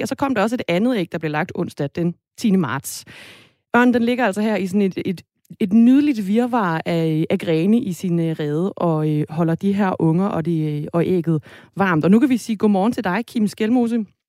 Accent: Denmark

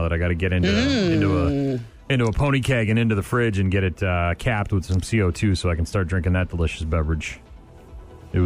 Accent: New Hampshire, United States; moved away as an adult; now in Wisconsin, United States; My home state.

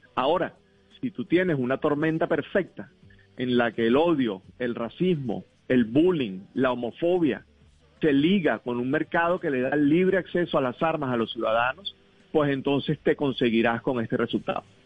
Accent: Venezuela; now in United States; yo soy venezolano

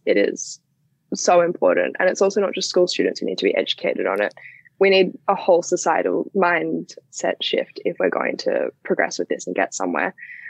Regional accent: Australia; It's an issue that clearly affects almost everyone who's growing up in Australia right now.

